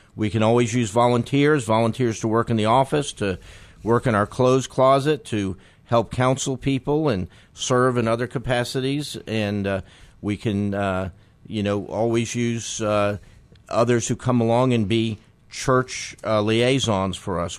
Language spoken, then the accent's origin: English; New York, United States; now in Memphis, United States; I grew up in New York